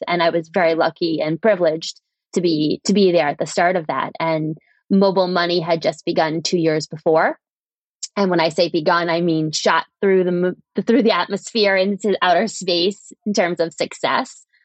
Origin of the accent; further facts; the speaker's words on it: United States; moved away as an adult; also born or lived in Europe / East Africa; now in London, United Kingdom; I'm an American who went to work in Europe and then ended up founding a company in East Africa.